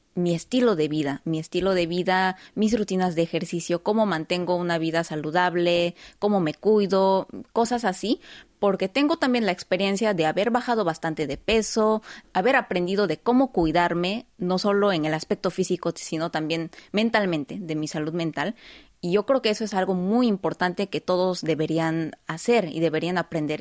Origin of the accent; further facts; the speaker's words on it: South Korea; ya que también soy coreana